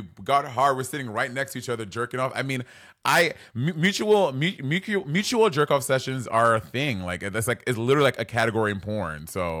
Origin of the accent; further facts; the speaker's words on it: New York City, New York, United States; Yeah, I'm a New York City kid.